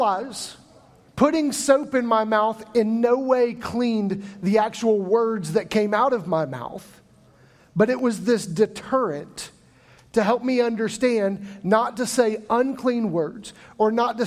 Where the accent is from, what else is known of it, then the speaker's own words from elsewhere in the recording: Midwest, United States; moved away; I grew up in the Midwest